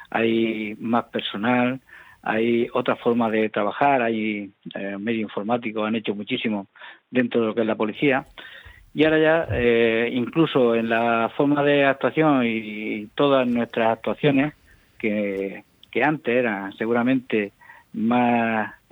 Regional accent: Mula, Region of Murcia, Spain; Sí, soy de Mula, natural de la pedanía de Casas Nuevas

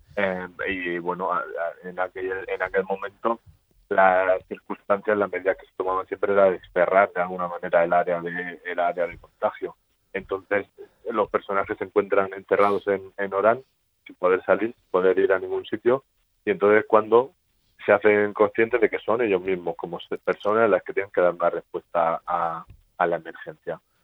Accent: Spain; somos los españoles

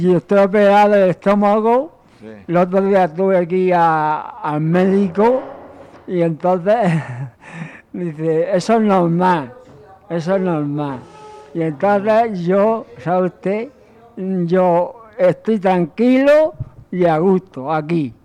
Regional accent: Lumbreras, Spain; moved away; Lumbreras, que es mi pueblo

